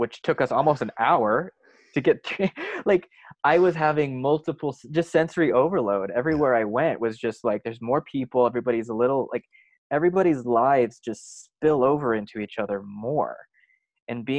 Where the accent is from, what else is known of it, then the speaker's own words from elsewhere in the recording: Castleford, Idaho, United States; I grew up in Southern Idaho is really rural for the most part